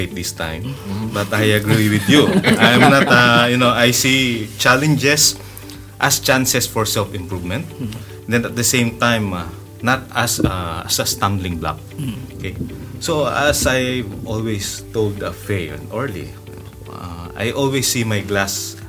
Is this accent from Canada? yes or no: no; Philippines; moved away as an adult; now in Malmö, Sweden; my mother country, to my home country